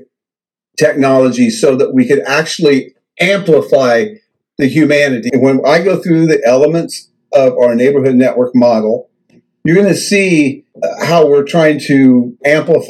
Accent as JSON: {"language": "English", "region": "the Ozarks in southern Missouri", "country": "United States", "tie": "born or raised there", "said": "I grew up in the Ozarks in southern Missouri"}